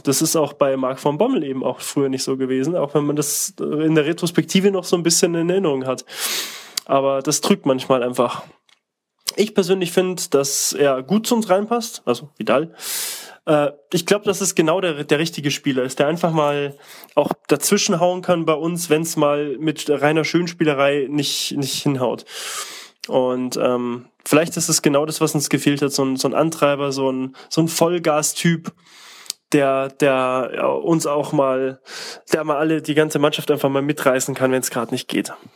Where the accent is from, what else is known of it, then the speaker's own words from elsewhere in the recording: Munich, Bavaria, Germany; Ich bin gebürtiger Münchner und zwar aus dem Münchner Norden. Ähm, von meinem alten Jugendzimmer aus kann ich direkt auf die Allianz Arena gucken